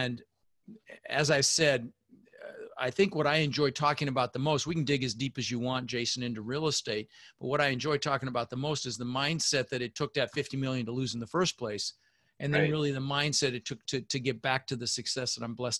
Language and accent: English; Denver, Colorado, United States; also born or lived in Netherlands; I immigrated to this country when I was 6 years old with my mother, Zvancha, my brother Albert, and we ended up in Denver, Colorado.